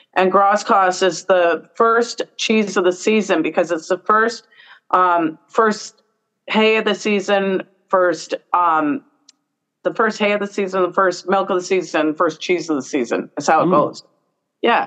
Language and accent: English; Brantford, Ontario, Canada; I'm from Brantford. So as a kid, my parents used to take us down to the Brantford Farmers mm-hmm. Market